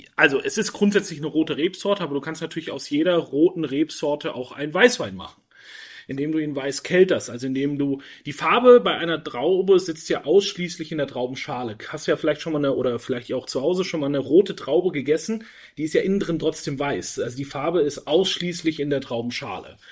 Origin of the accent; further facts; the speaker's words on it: Franconia, Bavaria, Germany; now in Switzerland; war dann aber einige Jahre in Franken, in meiner Heimat